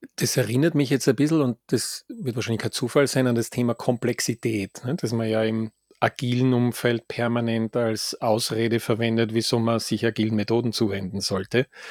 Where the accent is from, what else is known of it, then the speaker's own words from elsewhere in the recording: Graz, Styria, Austria; now in Vienna, Austria; aus meiner Heimat Gemeinde, hätte ich jetzt fast gesagt, Heimatstadt Graz.